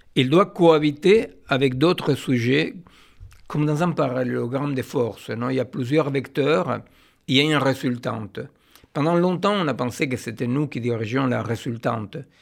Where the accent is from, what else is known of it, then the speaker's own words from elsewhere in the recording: Argentina; moved away; je suis euh, né en Argentine d'une famille juive séfarade